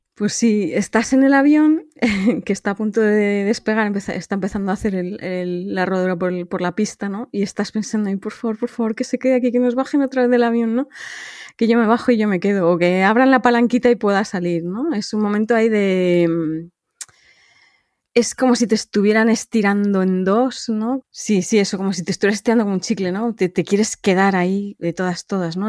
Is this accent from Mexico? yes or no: no; Madrid, Community of Madrid, Spain; moved away as an adult; also born or lived in Denmark; now in Copenhagen, Denmark; yo vivo en, Dinamarca, cerca de Copenhague, pero soy originalmente de Madrid.